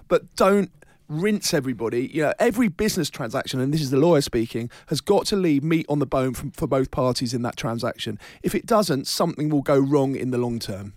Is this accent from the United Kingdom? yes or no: yes; London, United Kingdom; I'm a Londoner born and bred